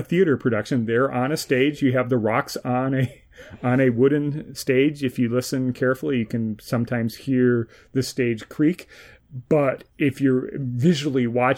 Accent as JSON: {"language": "English", "region": "Minnesota", "country": "United States", "tie": "born or raised there", "said": "growing up in Minnesota"}